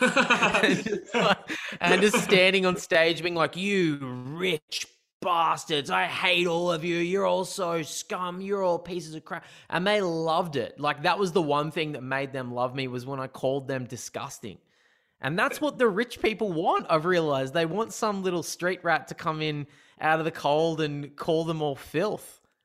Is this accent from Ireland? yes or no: no; Newcastle, New South Wales, Australia; also born or lived in Sydney; I grew up in Newcastle, um, in New South Wales